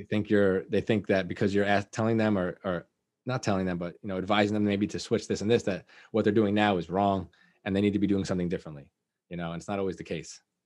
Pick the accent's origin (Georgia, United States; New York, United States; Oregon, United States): New York, United States; Liberty; I grew up in Liberty